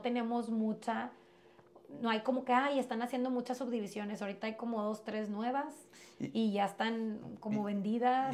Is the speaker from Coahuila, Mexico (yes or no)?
yes; Piedras Negras, Coahuila, Mexico; also born or lived in United States; yo me crié regularmente, vivía aquí en Piedras, yo nací en Estados Unidos